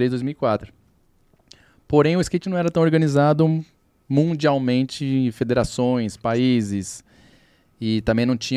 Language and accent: Portuguese; Santo André, São Paulo, Brazil; born there; Eu sou nascido em Santo André, mas meu pai é mineiro.